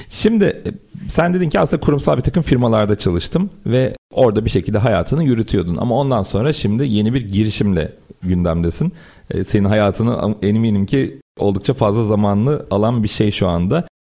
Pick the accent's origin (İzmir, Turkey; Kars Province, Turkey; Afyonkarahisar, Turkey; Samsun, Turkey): Samsun, Turkey; born or raised there